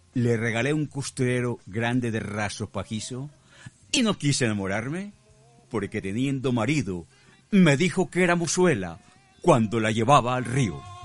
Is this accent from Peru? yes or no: no; Mexico; nosotros aquí en México trabajamos hasta edad grande